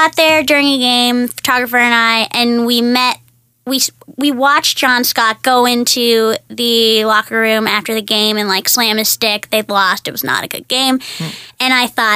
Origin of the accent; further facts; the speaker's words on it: Toronto, Ontario, Canada; I'm from here.